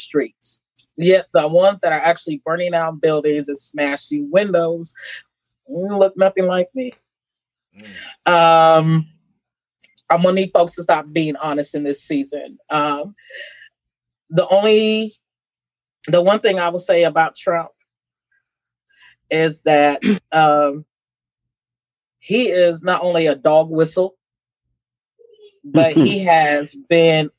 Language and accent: English; Terre Haute, Indiana, United States; also born or lived in Sierra Leone; I grew up in Terre Haute. My parents immigrated to the U.S. From Sierra Leone, West Africa